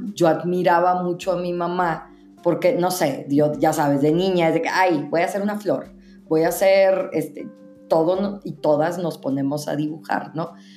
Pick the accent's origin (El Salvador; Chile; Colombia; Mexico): Mexico; northern Mexico; now in Mexico City, Mexico; Yo soy mexicana americana, entonces creciendo yo tuve elementos tanto estadounidenses, pues también viviendo, la mayoría de mi vida he vivido en el norte de México